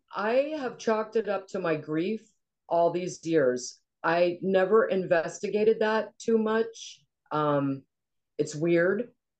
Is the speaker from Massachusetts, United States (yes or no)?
no; Cincinnati, Ohio, United States; also born or lived in Goffstown, New Hampshire / Chicago; we moved to Cincinnati, Ohio when I was about three. My childhood in Cincinnati was outstanding. It was in the suburbs of Cincinnati. We were about 45 minutes from downtown.